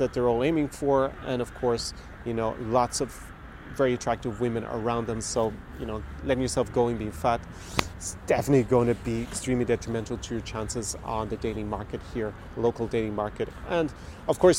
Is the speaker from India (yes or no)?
no; Galway, Connacht, Ireland; moved away as an adult; now in Eastern Europe; my hometown of Galway in Ireland